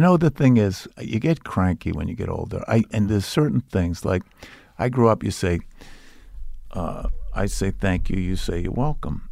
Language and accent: English; Boston, Massachusetts, United States; It's about growing up in Charlestown